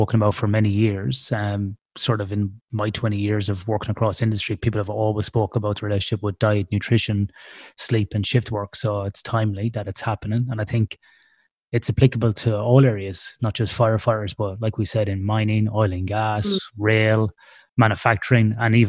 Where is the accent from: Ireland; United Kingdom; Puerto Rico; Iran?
Ireland; I'm Irish